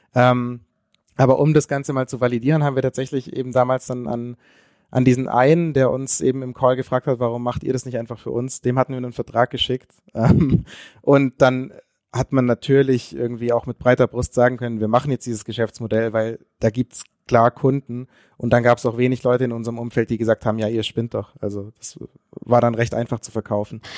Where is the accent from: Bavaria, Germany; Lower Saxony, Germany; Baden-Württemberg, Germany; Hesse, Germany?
Baden-Württemberg, Germany; Konstanz; wir kommen beide aus der, aus der Grenznähe, also aus Konstanz, direkt an der Schweizer Grenze.